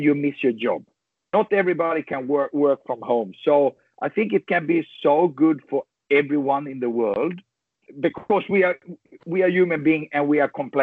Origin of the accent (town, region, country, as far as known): Sweden; born or raised there